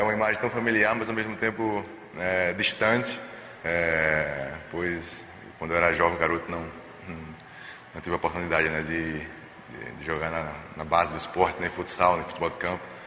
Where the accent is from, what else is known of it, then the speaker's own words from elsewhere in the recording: Recife, Pernambuco, Brazil; moved away; por voltar à minha terra